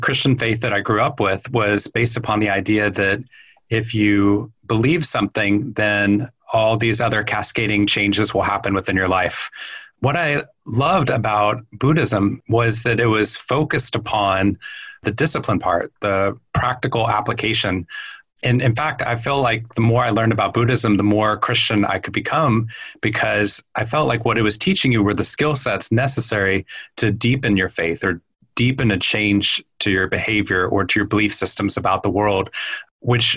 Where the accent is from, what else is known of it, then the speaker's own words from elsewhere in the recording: Waco, Texas, United States; moved away as an adult; also born or lived in Boston, Massachusetts; I grew up in Waco, Texas